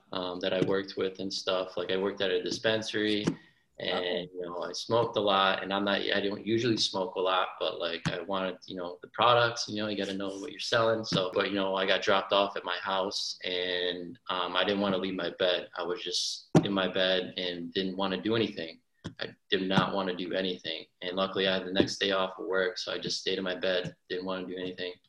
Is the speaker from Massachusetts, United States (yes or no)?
yes; Lee, Massachusetts, United States; I'm actually from Massachusetts, western part of Massachusetts, a small town called Lee